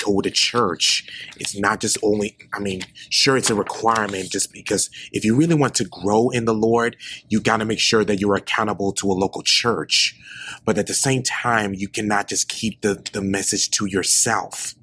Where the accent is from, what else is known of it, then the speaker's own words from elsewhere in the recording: Memphis, Tennessee, United States; moved away as an adult; now in Nashville, United States; I am originally from Memphis, Tennessee, and uh, recently moved to Nashville